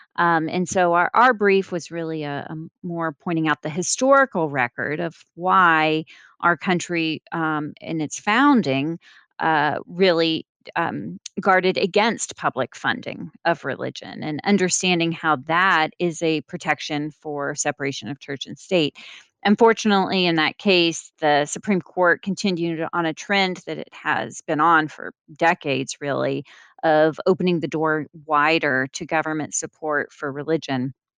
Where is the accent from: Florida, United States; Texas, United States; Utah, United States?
Texas, United States; Austin; moved away as an adult; now in Washington, United States; one of the churches that I was involved in in Austin, Texas, a member